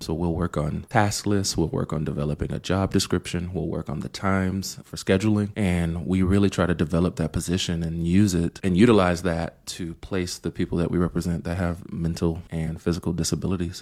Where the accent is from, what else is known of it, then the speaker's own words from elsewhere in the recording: Jacksonville, Florida, United States; now in Portland, United States; originally I'm from Jacksonville, Florida. Grew up in an urban area